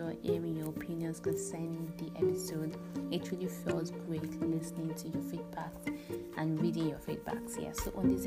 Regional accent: Nigeria; I'm a black woman, I'm a Nigerian

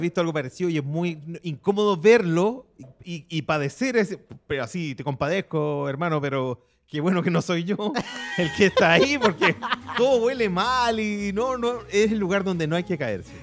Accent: Santiago, Santiago Metropolitan Region, Chile; yo crecí, pasé mi infancia, adolescencia en Santa Laura

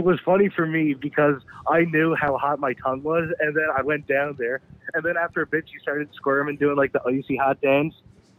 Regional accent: Newfoundland and Labrador, Canada; We're from Newfoundland.

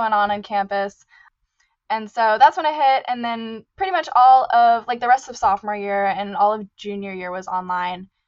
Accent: Seattle, Washington, United States; moved away as an adult; also born or lived in California; now in Santa Clara, United States; I'm originally from the Seattle area, kind of out in the suburbs

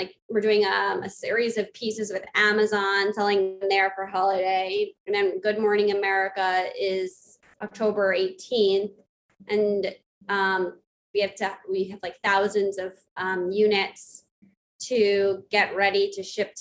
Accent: New York City, New York, United States; I grew up on the Upper East Side, Manhattan

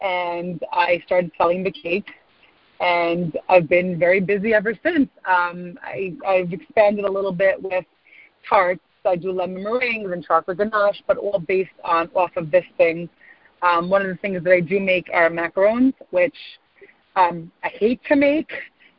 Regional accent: New York, United States; I'm from Muncie, New York.

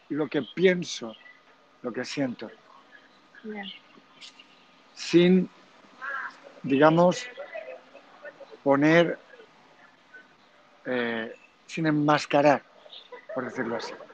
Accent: Germany; Spanish is a second language; pero yo, con lo que yo soy alemán, me viene inmediatamente que la palabra que has dicho, honesto, Ehrlich o algo así, has dicho.

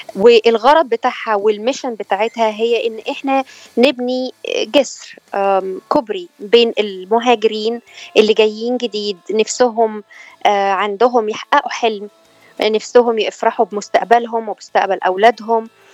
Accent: Egypt; moved away as an adult; now in California, United States; انا من مصر

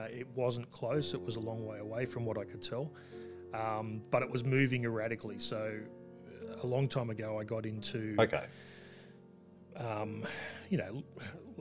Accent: Australia; we're both Australian

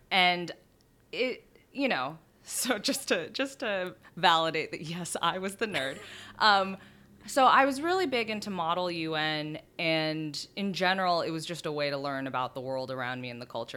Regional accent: San Diego, California, United States; moved away as an adult; now in New York, United States; I grew up in San Diego.

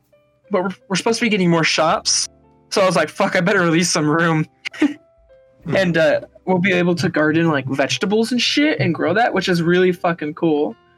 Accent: Minnesota, United States; But I grew up in a smaller city in Minnesota, actually. So I was born there and I've moved back and forth in such.

